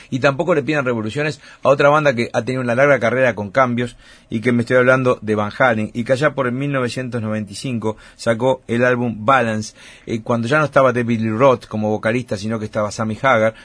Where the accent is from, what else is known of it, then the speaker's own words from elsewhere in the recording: Uruguay; como somos los uruguayos